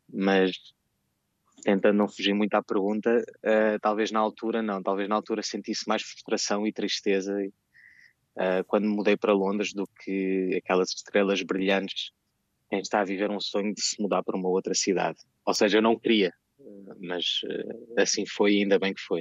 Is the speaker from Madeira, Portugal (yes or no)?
no; Lisbon, Portugal; moved away as an adult; now in London, United Kingdom; eu cresci em Lisboa